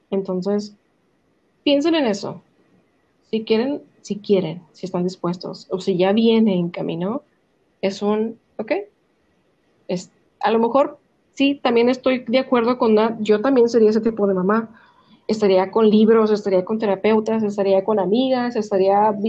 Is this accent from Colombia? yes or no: no; United States; born there; yo, yo no nací